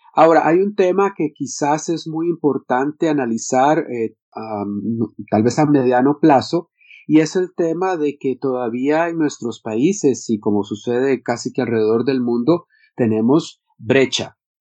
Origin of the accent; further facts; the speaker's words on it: Costa Rica; yo que soy de Costa Rica